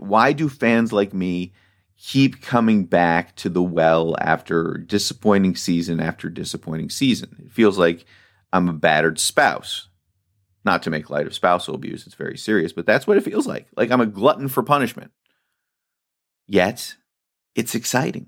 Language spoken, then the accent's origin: English; Washington, District of Columbia, United States; also born or lived in California; now in Baltimore, United States; I grew up in Washington, D C.